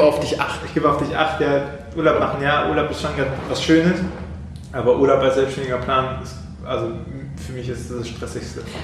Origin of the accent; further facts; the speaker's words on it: Bonn, North Rhine-Westphalia, Germany; now in Trier, Germany; als ich in Bonn mal wieder war, in meiner Heimatstadt